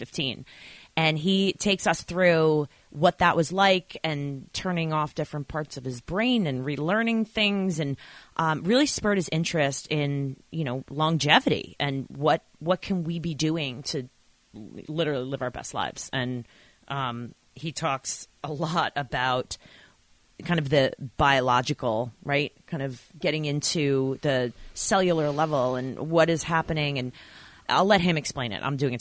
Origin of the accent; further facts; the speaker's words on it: Babylon, New York, United States; now in New Jersey, United States; I was a town called Babylon